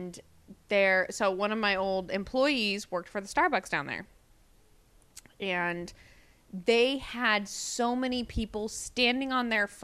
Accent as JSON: {"language": "English", "region": "Indiana", "country": "United States", "tie": "born or raised there", "said": "I grew up in Indiana"}